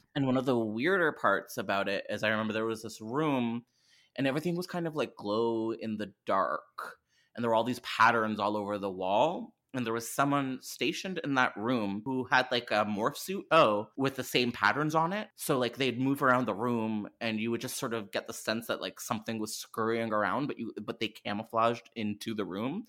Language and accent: English; Canada; I'm Canadian